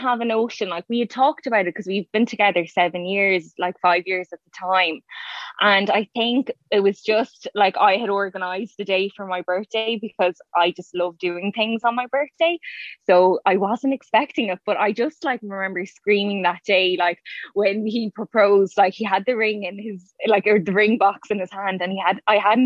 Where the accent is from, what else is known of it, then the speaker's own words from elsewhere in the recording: Cavan, Ulster, Ireland; moved away; I'm from Cavan originally and my parents still live there.